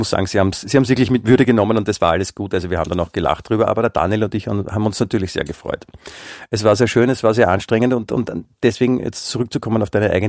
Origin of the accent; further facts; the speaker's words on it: Germany; Ich bin Deutscher, ich habe die Sprache erfunden, mhm. erfunden, darf man auch sagen, ja, und insofern.